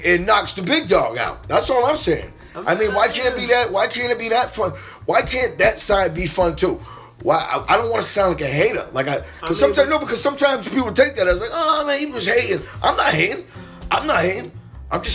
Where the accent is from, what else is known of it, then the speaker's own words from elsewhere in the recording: New Bedford, Massachusetts, United States; moved away; I'm from New Bedford, Massachusetts